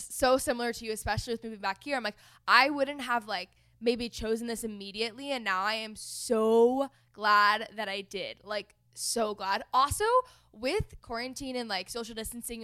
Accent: one town away from Plano, Texas, United States; growing up in Plano. We grew up like one town away from each other

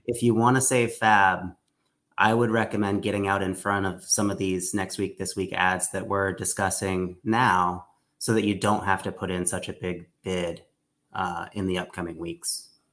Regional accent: Alaska, United States; my hometown in Alaska

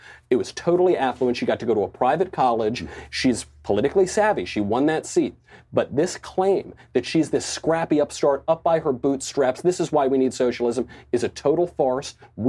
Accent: Bedford Hills, New York, United States; I grew up in Bedford Hills.

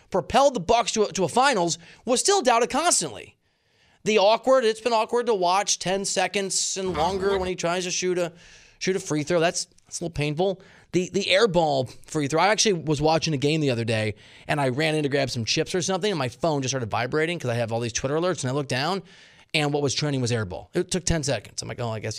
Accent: Dubuque, Iowa, United States; I'm not from Wisconsin, but I'm from Dubuque, Iowa.

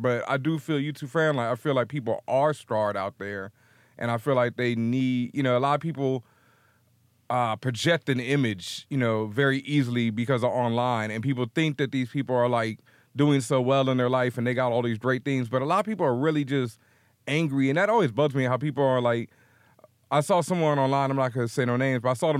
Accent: the South, United States; Like I said, I grew up in the South. I grew up in a, you know, Southern Baptist home.

